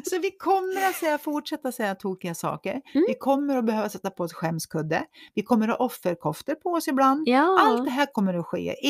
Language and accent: Swedish; Köping, Västmanland, Sweden; Jag är från Köping.